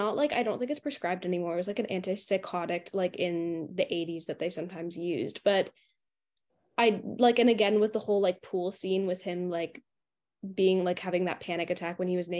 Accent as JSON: {"language": "English", "country": "Canada", "said": "I'm from Canada."}